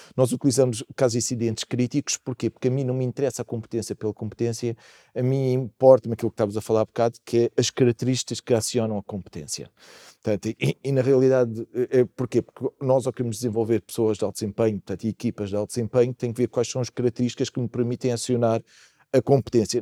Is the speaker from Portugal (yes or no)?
yes; Portugal; Aconteceu-nos isso também como portugueses